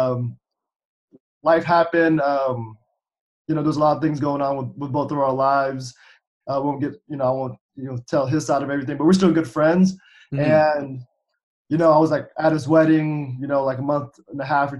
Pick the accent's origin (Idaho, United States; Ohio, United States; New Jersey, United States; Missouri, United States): Ohio, United States; Cincinnati; came back to Cincinnati, which is my hometown